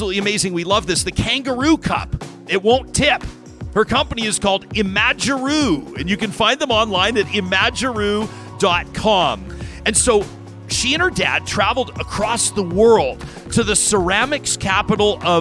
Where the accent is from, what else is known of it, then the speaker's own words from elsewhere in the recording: Calgary, Alberta, Canada; My first job in media was for the Calgary Herald